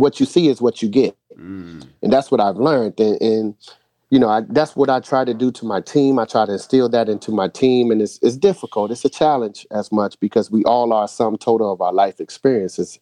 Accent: Boston, Massachusetts, United States; moved away; also born or lived in North Carolina; originally I was from Boston, so I grew up in the same housing project as … before I moved to North Carolina.

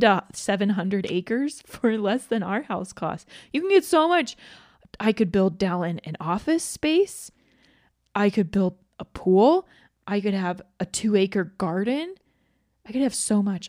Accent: Georgia, United States; moved away; I grew up in Georgia, so I'm very familiar with humidity and heat

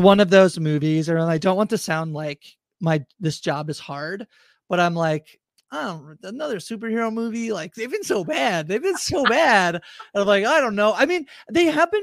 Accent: Canada; I'm Canadian

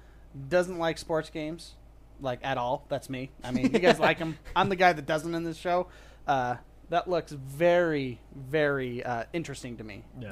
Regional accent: Utah, United States; because I'm from Utah.

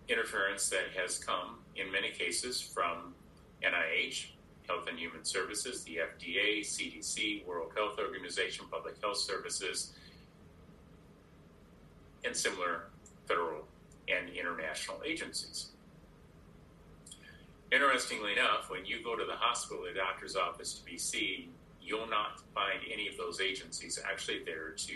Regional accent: Iowa, United States; As a boy growing up in Iowa

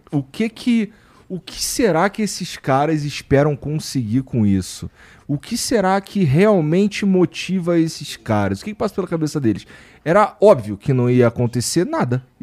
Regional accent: Rio de Janeiro, Brazil; Porque assim, eu sou do Rio. E eu falei sinal a vida inteira.

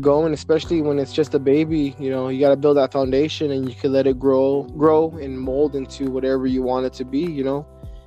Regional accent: Othello, Washington, United States; I'm from Little Mex

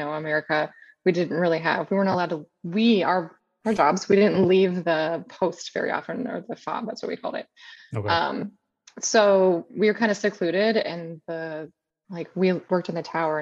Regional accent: Indiana, United States; moved away as an adult; also born or lived in Alaska; I grew up in Indiana, and it's pretty cold there.

